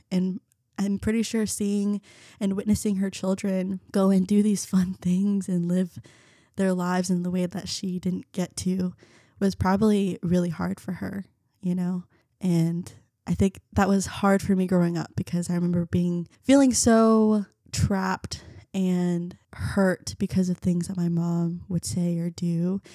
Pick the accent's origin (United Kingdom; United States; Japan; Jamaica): United States; Garland, Texas; first language Vietnamese; English is a second language; also born or lived in North Carolina / Keller, Texas; I grew up in Garland.